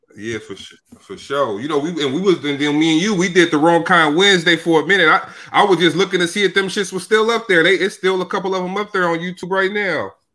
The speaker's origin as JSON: {"language": "English", "town": "Sacramento", "region": "California", "country": "United States", "moved": "as an adult", "lives_now": "Brooklyn, United States", "said": "I'm from Sacramento, but now I live in Brooklyn, New York"}